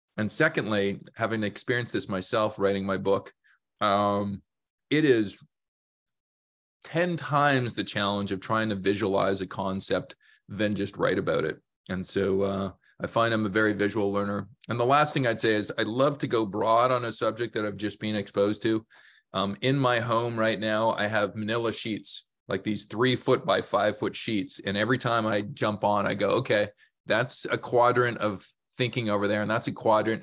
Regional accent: Canada; born, raised in Canada, many chances to leave our fair country

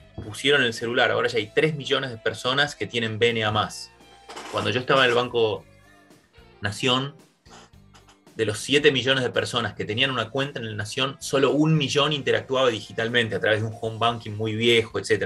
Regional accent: Argentina; nosotros mismos, como argentinos

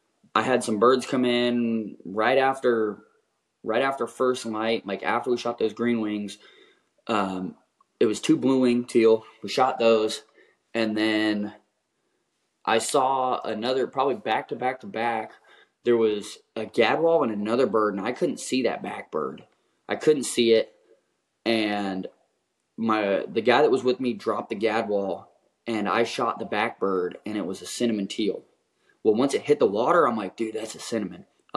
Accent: Pacific Flyway, United States; I grew up in the Pacific Flyway, and I never shot a cinnamon.

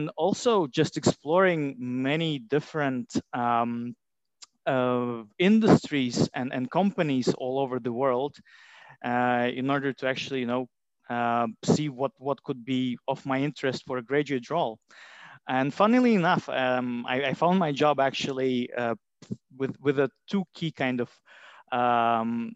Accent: Latvia; moved away as an adult; also born or lived in Durham, United Kingdom; now in London, United Kingdom; I am from Latvia.

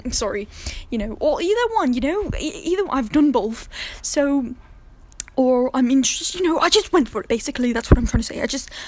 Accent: London, United Kingdom; born there; also born or lived in France; I was born in London, and I moved just around, and, you know, I lived in France for a little bit of time, and I learned languages

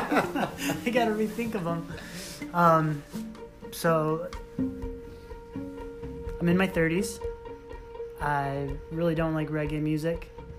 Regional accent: Maybee, Michigan, United States; moved away as an adult; also born or lived in Seattle, Washington / Thailand / Kalamazoo, Michigan; now in Traverse City, United States; Grew up in Maybee, Michigan.

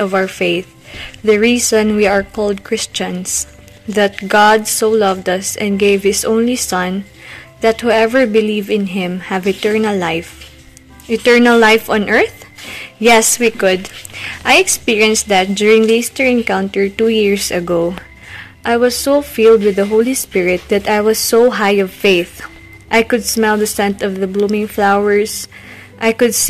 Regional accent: Philippines; I am from the Philippines.

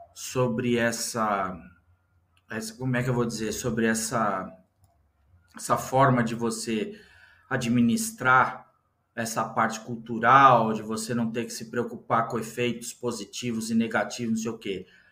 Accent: Brazil; eu nasci no Brasil

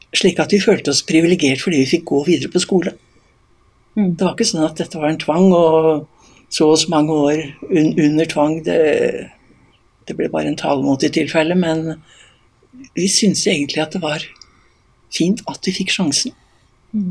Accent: Eastern Norway, Norway; now in Voss, Norway; Som østlending

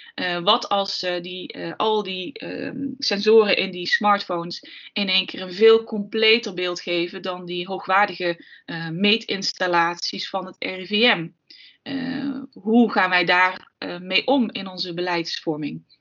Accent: Limburg, Netherlands; Ik kom uit Limburg

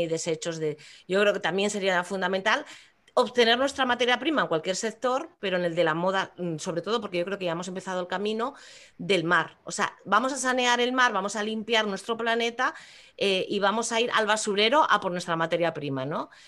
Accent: Asturias, Spain; orgullosa como no de mi tierra

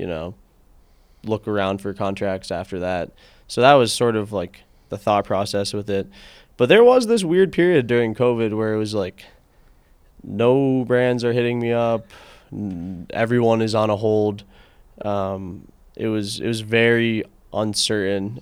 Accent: Connecticut, United States; moved away as an adult; also born or lived in Washington, D.C.; now in Boulder, United States; I'm from Connecticut

